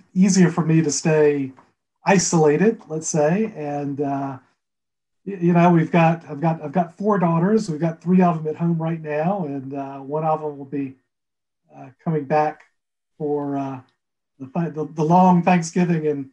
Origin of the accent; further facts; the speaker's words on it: Alabama, United States; also born or lived in Fairfield County, Connecticut; now in Connecticut, United States; My wife's from Texas originally. I'm from Alabama.